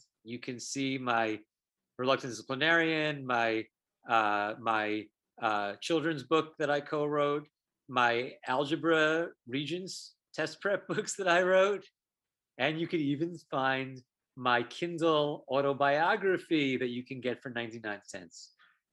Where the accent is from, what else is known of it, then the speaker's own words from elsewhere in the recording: Long Island, New York, United States; the high school I went to in Long Island